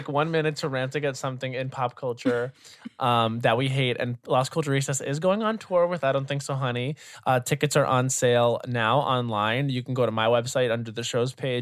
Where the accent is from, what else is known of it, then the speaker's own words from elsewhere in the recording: Long Island, New York, United States; I was from Long Island